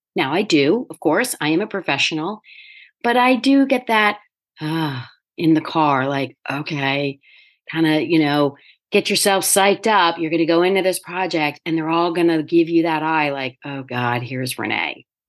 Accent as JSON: {"language": "English", "area": "near Philadelphia", "region": "Pennsylvania", "country": "United States", "tie": "born or raised there", "said": "I grew up near Philadelphia"}